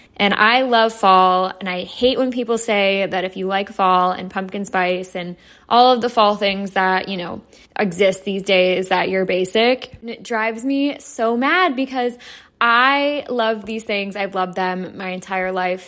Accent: Atlanta, Georgia, United States; I'm from Atlanta, so I live very close to Athens, Georgia

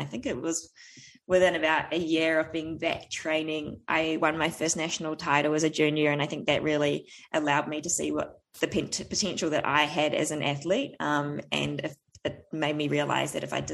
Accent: Tauranga, Bay of Plenty, New Zealand; I am from New Zealand. I grew up in a little town called Tauranga

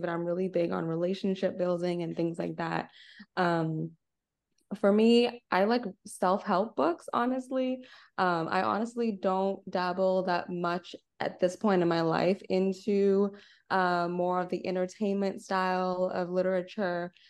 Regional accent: Nassau, New Providence, Bahamas; moved away as an adult; also born or lived in Arkansas, United States; now in United States; I'm originally from Nassau, Bahamas, born and raised.

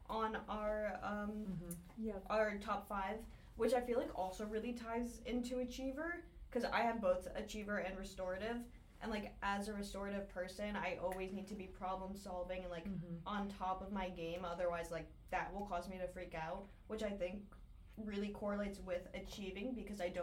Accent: Northern New Jersey, United States; I'm from Northern New Jersey

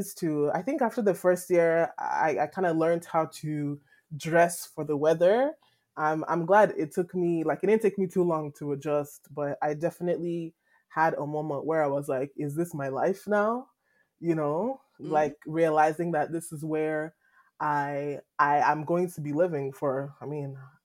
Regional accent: Nigeria; also born or lived in Edmonton, Canada; now in Vancouver, Canada; growing up in Nigeria

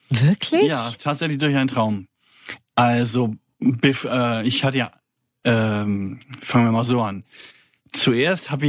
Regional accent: Kiel, Schleswig-Holstein, Germany; Als, da bin ich auch geboren, ich komme eigentlich aus Kiel. Man hört das.

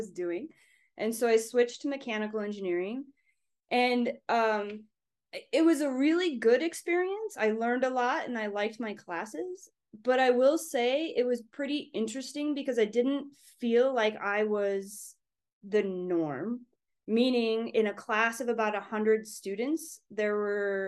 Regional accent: Pocatello, Idaho, United States; moved away as an adult; also born or lived in Bozeman, Montana; now in Salt Lake City, United States; I grew up in Pocatello, Idaho

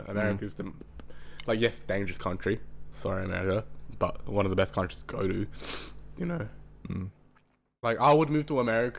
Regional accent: Australia

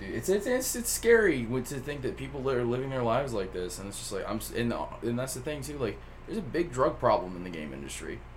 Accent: Flintville, Tennessee, United States; I grew up in Flintville, Tennessee.

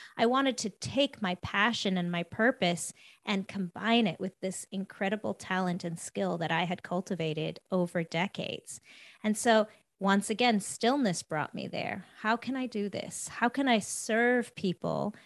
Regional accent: South Africa; moved away; I'm from, I'm originally from South Africa.

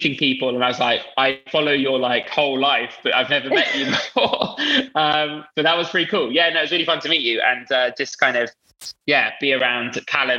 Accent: London, United Kingdom; I'm from Northwest London. So there's quite a big Indian community where I live. And so a lot of my friends growing up were Indian

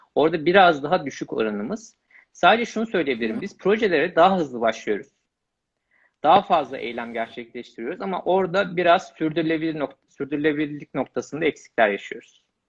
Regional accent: Malatya, Turkey; moved away as an adult; also born or lived in Istanbul; Malatya doğumluyum. Lise öğrenimini tamamlayana kadar Malatya

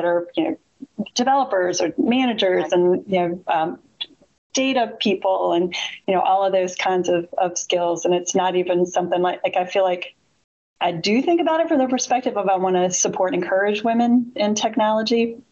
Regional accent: Richmond, Virginia, United States; I'm from Richmond

